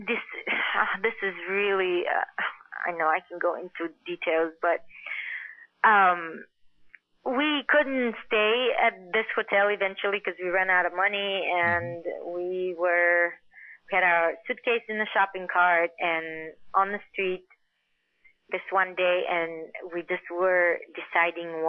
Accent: Bulgaria; also born or lived in Queens, New York; now in Los Angeles, United States; growing up in Bulgaria

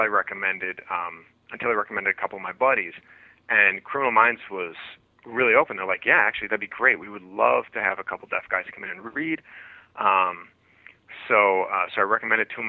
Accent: Wisconsin, United States; moved away; I grew up in Wisconsin. I'm a Midwest boy

